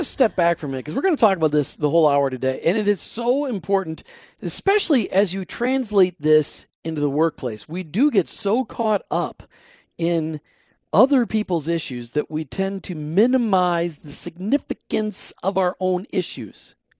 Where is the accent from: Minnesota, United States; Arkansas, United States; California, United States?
Minnesota, United States; Minnesotans. {S2} Just, {S1} we're from the Great White Tundra.